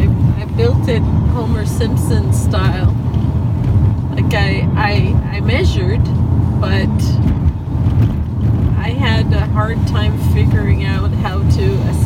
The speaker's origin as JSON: {"language": "English", "country": "France", "second_language": "English", "moved": "yes", "said": "I am French. And I learned English late."}